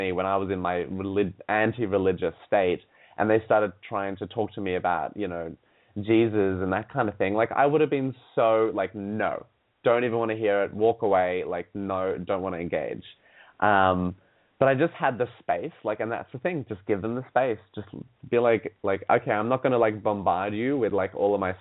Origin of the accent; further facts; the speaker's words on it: Sydney, New South Wales, Australia; I grew up in Sydney, Australia.